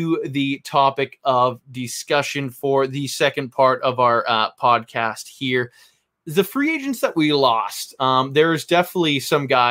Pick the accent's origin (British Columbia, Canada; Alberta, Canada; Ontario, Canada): British Columbia, Canada; Vancouver; I am from Vancouver, Canada.